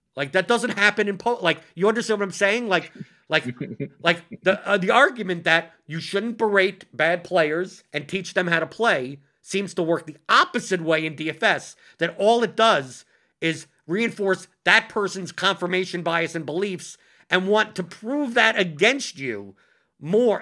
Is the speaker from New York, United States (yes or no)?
yes; New York, United States; I'm a New Yorker